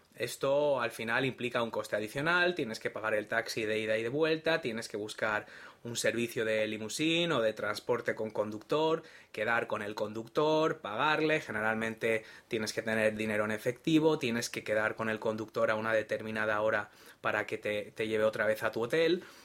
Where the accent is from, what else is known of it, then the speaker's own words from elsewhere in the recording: Spain; yo soy de España y aquí el vehículo privado lo llamamos coche